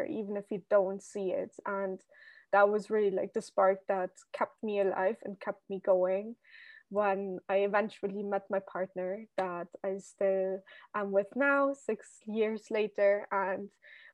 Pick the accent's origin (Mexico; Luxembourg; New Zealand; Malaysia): Luxembourg; moved away as an adult; now in Amsterdam, Netherlands; I lived in my home country, Luxembourg, which, for everyone listening who doesn't know, it's like a tiny country in the middle of Europe, filled with nature and castles. And yeah, so basically I was born there and grew up there